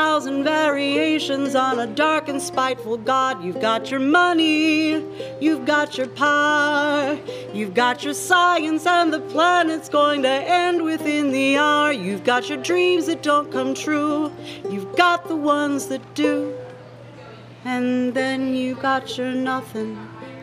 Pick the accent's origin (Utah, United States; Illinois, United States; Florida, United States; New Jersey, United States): New Jersey, United States; moved away; From my home state of New Jersey